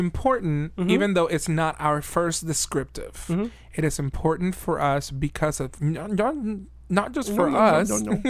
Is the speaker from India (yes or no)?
no; Venezuela; now in Birmingham, Alabama, United States; both indigenous mm-hmm. and Afro-Venezuelan roots. Mm-hmm. I'm from Venezuela, mm-hmm. South America.